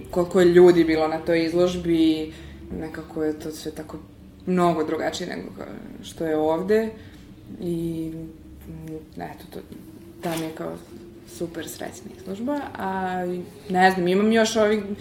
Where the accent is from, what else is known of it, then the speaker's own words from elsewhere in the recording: Serbia; iz, iz Srbije smo prošli samo ja i moj profesor Velimir Ukićević.